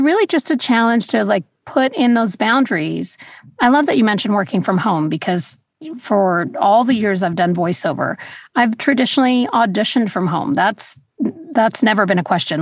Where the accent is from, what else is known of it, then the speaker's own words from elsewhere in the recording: Los Angeles, California, United States; also born or lived in New York; I grew up in Los Angeles, I really feel like Los Angeles is more of home